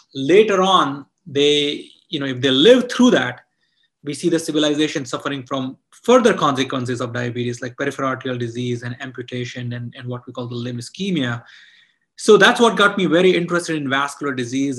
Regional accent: India; moved away; I grew up in India

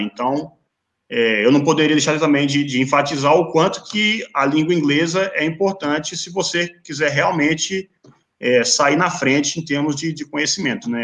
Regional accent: Teófilo Otoni, Minas Gerais, Brazil; moved away; minha cidade natal, Teófilo é Otoni

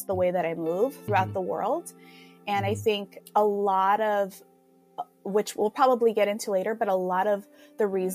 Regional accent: Hayward, California, United States; also born or lived in Union City, California / Mexico; I am from here, California, Union City, Bay Area, born and raised in Hayward.

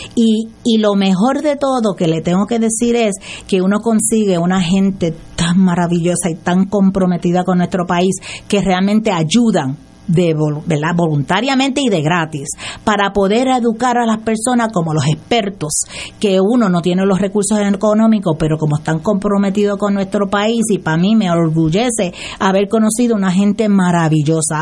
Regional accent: Aguadilla, Puerto Rico; moved away as an adult; also born or lived in Mayagüez; now in San Juan, Puerto Rico; yo soy de Aguadilla, ¿verdad? Y, soy, este, vivo ahora en San Juan

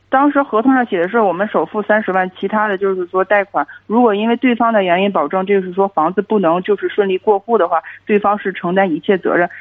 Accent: Hebei, China; 我是河北的

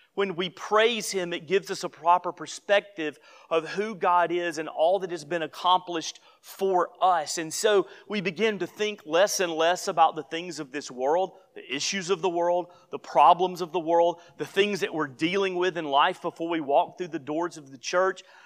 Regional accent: Gadsden, Alabama, United States; moved away; I was home not too many months ago in my hometown

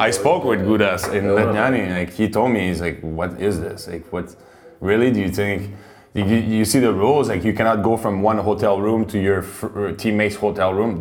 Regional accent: Quebec, Canada; moved away as an adult; now in Prague, Czech Republic; growing up in Quebec in the French part

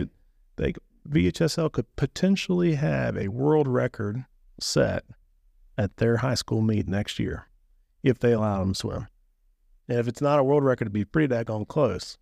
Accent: Waynesboro, United States; I grew up here in Waynesboro

